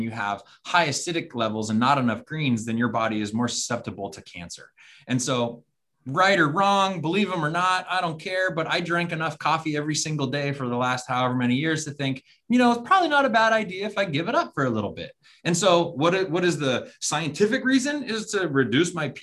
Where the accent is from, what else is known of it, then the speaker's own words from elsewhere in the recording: Arizona, United States; we're from Arizona